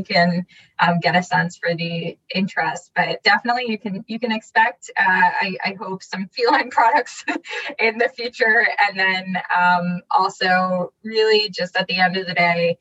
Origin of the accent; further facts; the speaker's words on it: Washington, District of Columbia, United States; also born or lived in Berkeley, California; I grew up in the DC area. I was born in Berkeley, California.